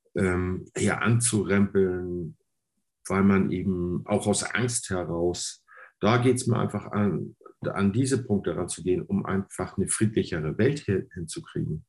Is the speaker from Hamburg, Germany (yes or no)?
yes; Hamburg, Germany; first language German; ich bin in Hamburg geboren